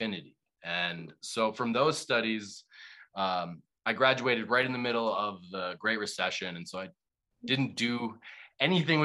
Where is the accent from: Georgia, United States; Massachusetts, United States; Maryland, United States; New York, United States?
Massachusetts, United States; Boston; growing up in Boston, I was very liberal